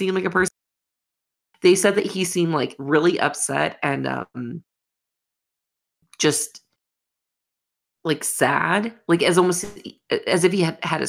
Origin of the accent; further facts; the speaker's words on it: Florida, United States; I grew up in Florida